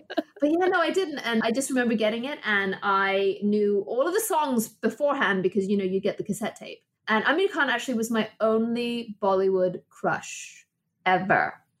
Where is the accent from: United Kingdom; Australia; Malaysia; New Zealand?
United Kingdom; England; now in United States; I moved a lot when I was young. I grew up in England, and my dad is a doctor.